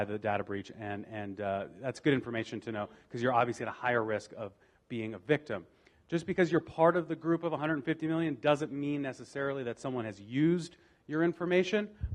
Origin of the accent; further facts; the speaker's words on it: Las Vegas, Nevada, United States; I was born and raised here in Las Vegas